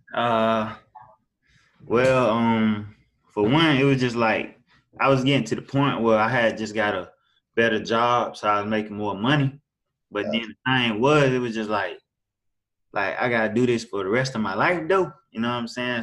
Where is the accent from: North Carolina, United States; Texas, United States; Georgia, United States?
Georgia, United States; Augusta; I'm from Augusta, Georgia. Um, I was born and raised here.